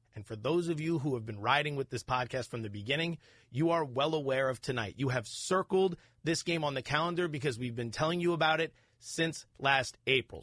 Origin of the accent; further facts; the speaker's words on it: Allentown, Pennsylvania, United States; I'm from Allentown, Pennsylvania.